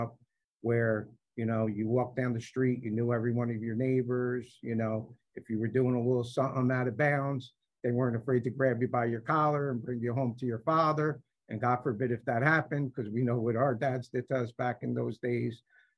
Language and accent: English; Nutley, New Jersey, United States; So I grew up in Nutley. I'm a class of 1983 at the high school. I grew up on Park Avenue. I was born in Nutley. I've been here my whole life.